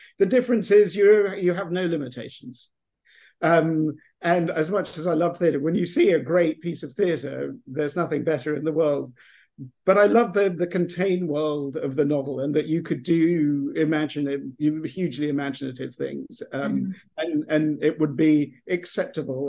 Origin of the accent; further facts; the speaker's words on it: England, United Kingdom; moved away as an adult; now in Texas, United States; I'm English. I'm from England. I will always be English, no matter how long I live in America.